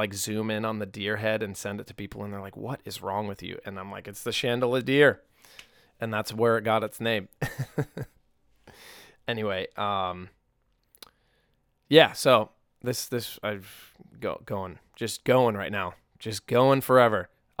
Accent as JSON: {"language": "English", "region": "New England", "country": "United States", "tie": "born or raised there", "said": "I mean, I never really was growing up in New England."}